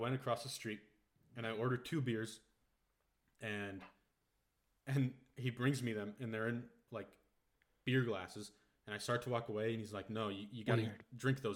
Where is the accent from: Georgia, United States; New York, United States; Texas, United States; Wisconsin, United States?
Wisconsin, United States; moved away as an adult; now in Germany